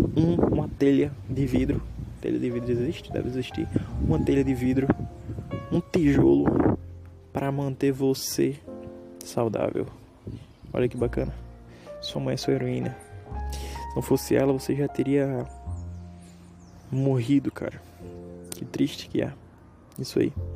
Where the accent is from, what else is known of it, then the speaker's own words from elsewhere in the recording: Northeast Region, Brazil; eu sou nordestino